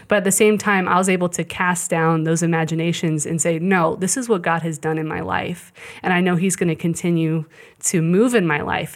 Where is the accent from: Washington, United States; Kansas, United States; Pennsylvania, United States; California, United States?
Kansas, United States; Shawnee; also born or lived in Colorado; I grew up in Shawnee